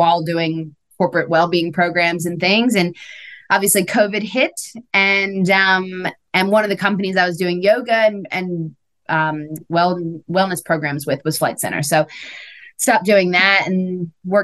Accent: Philadelphia, Pennsylvania, United States; moved away as an adult; now in Australia; I'm from Philadelphia, actually, and I was just back there, which was really nice. But grew up in a suburb just outside of Philadelphia

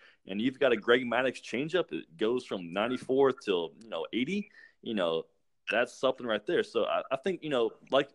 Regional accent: Atlanta, Georgia, United States; I grew up in Atlanta

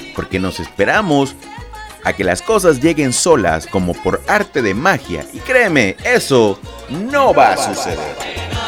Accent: Lerdo de Tejada, Veracruz, Mexico; now in Veracruz, Mexico; yo soy nacido en Ciudad Lerdo de Tejada, Veracruz, México

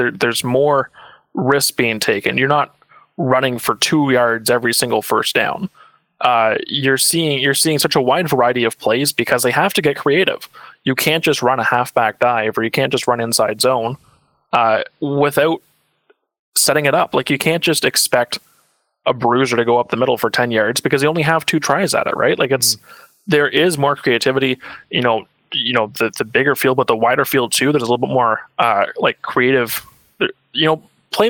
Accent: Ottawa, Ontario, Canada; I'm from Ottawa. I'm from the Ottawa area. I have a hometown team that I can cheer for.

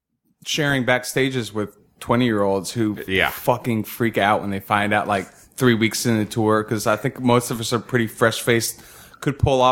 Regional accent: Georgia, United States; I grew up in Georgia. My family's just from Alabama.

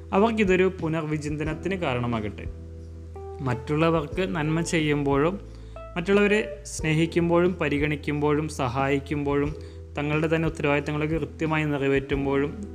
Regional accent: Thrissur, Kerala, India; തൃശ്ശൂരുകാരനായ എന്ന നിലയിൽ

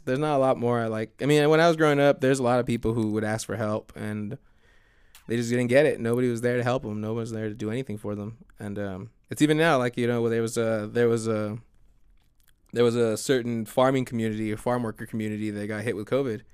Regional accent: United States; as an American.

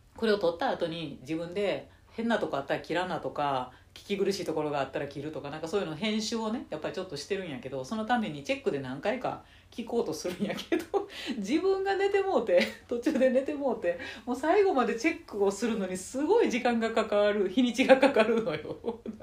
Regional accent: Nara, Japan; 海なし県の奈良で生まれ育った私

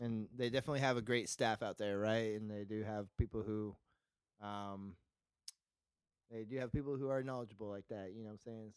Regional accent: Visalia, California, United States; I'm from California, Central California, Visalia is near Fresno

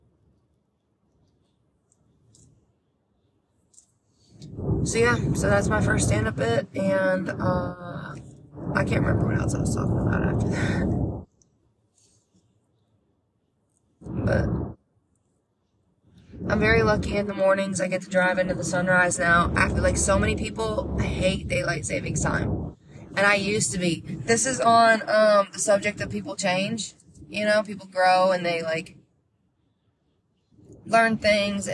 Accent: Vermont, United States; growing up in Vermont, you'd hear wicked.

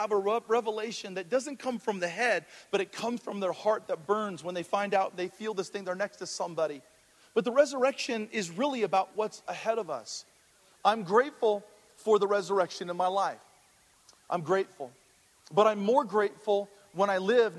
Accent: Hawaii, United States; moved away; coming from the islands, I'm from Hawaii originally

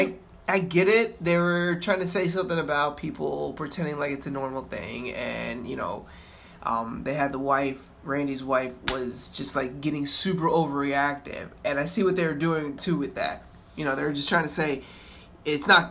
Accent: Florida, United States; moved away; I'm from Florida

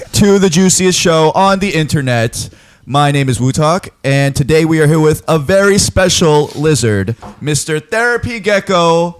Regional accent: South Korea; moved away; I was born in Korea.

